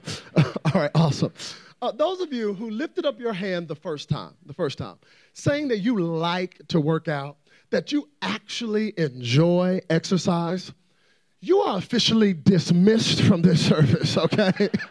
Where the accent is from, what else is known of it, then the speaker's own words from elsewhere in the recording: Dallas, Texas, United States; I'm from Dallas, Texas